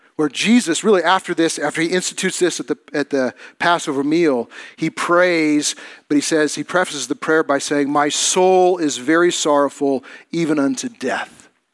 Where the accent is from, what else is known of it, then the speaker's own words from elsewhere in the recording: United States; As Christians, as American Christians